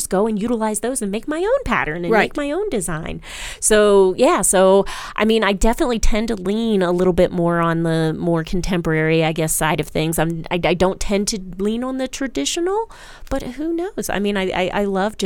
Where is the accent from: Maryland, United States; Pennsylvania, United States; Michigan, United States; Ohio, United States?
Maryland, United States; moved away; I grew up in Maryland